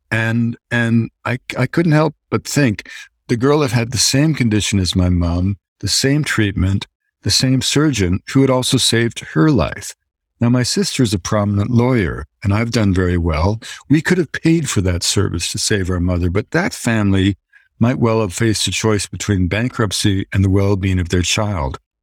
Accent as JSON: {"language": "English", "country": "Canada", "said": "As a Canadian"}